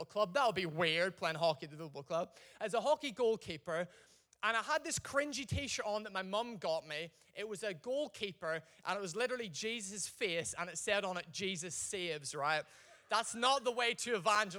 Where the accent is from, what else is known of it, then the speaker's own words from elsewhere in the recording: Ireland; I'm Irish